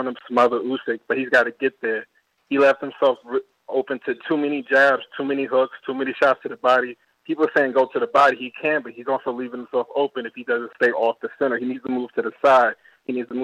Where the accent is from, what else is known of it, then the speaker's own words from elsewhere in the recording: New York City, New York, United States; now in Chicago, United States; I'm originally from Brooklyn